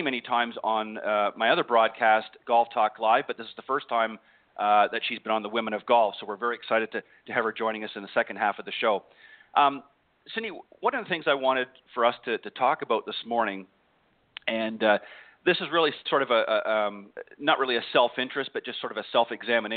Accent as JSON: {"language": "English", "country": "Canada", "moved": "as an adult", "lives_now": "United States", "said": "I'm originally from Canada and came down here to the States a number of years back"}